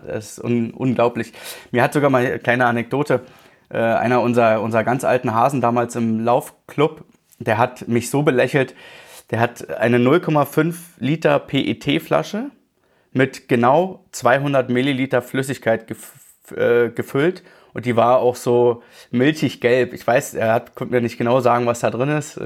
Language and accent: German; Berlin, Germany; moved away as an adult; now in Allgäu, Germany; ich bin tatsächlich in Berlin aufgewachsen, äh, 30 Jahre lang